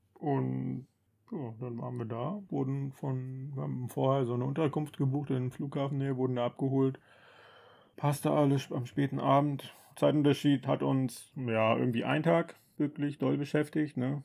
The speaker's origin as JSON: {"language": "German", "country": "Germany", "said": "als Deutscher"}